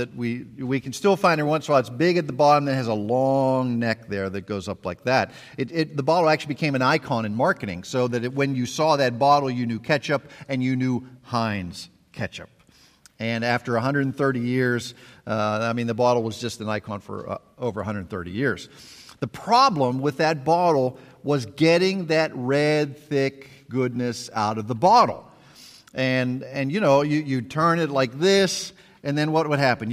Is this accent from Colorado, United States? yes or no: no; Pittsburgh, Pennsylvania, United States; moved away; I grew up in Pittsburgh, Pennsylvania